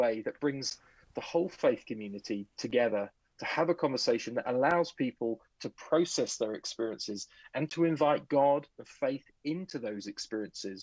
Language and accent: English; England, United Kingdom; now in Vancouver, Canada; I'm originally from England, so I have a strange accent, but it's not a Canadian accent. But I now live in Vancouver.